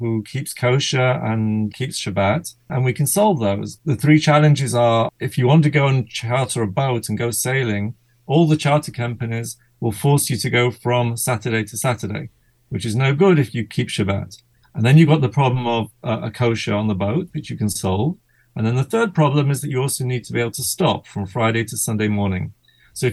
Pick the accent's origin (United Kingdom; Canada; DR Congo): United Kingdom; Manchester, North West England; now in Israel; I grew up in Manchester, England